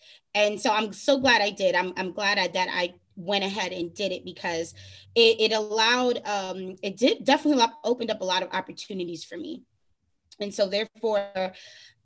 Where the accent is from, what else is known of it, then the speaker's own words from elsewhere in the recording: New York, United States; moved away as an adult; now in Florida, United States; I'm originally born and raised in New York, then went on, you know, got my bachelor's to move down to sunny Florida.